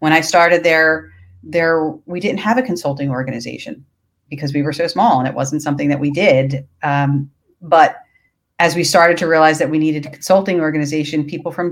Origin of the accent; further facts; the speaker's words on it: Philadelphia, Pennsylvania, United States; I am from Philadelphia